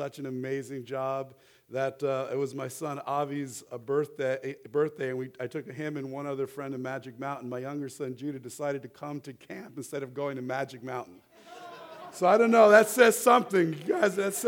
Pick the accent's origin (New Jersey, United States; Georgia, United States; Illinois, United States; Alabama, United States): New Jersey, United States; moved away as an adult; I grew up in the Holy Land, New Jersey, and we've been out here for about 10 years, and I grew up with Jews and Catholics